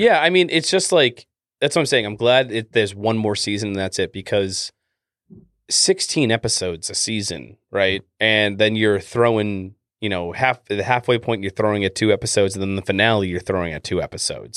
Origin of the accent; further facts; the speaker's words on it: Canada; accent: Canadian; my Canadian accent